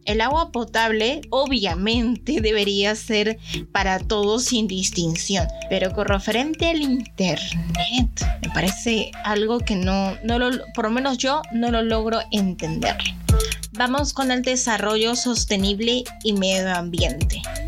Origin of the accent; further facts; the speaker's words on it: Peru; nuestra identidad como peruano